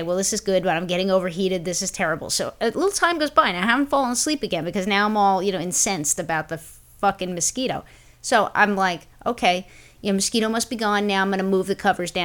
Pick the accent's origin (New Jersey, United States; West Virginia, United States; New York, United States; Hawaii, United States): New York, United States; New York City; when I was growing up in Brooklyn